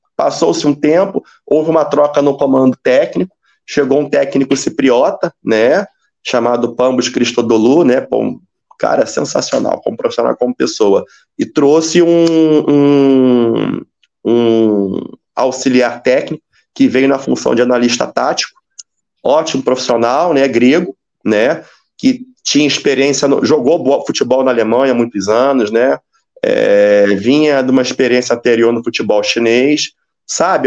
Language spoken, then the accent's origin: Portuguese; Rio de Janeiro, Brazil; moved away as an adult; also born or lived in Espírito Santo; now in Bahrain; Eu sou do Rio de Janeiro